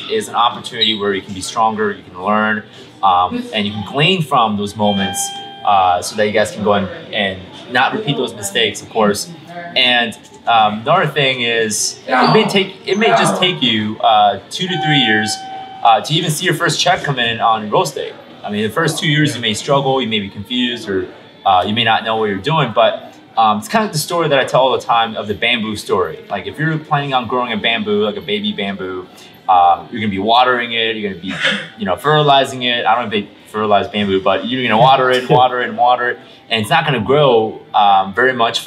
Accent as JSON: {"language": "English", "region": "Illinois", "country": "United States", "tie": "born or raised there", "said": "Illinois, which is my home state"}